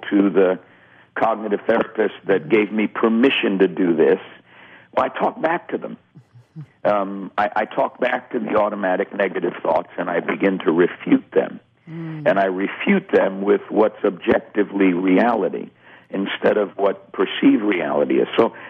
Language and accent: English; New York, United States; growing up in New York